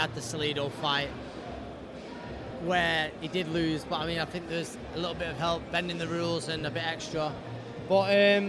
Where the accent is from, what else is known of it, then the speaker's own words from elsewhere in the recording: Ukraine; English is a second language; also born or lived in California; it's my native town, it was my native language, it was my native atmosphere